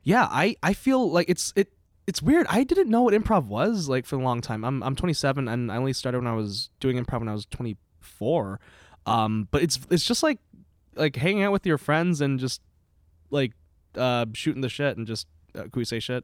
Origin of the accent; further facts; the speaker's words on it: Palatine, Illinois, United States; now in Burlington, United States; I'm from Illinois originally, Palatine, Illinois